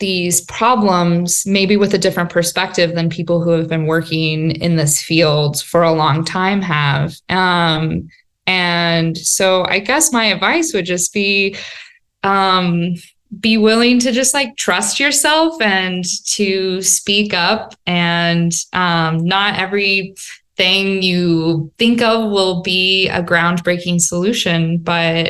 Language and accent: English; the Front Range, Colorado, United States; I grew up on the Front Range.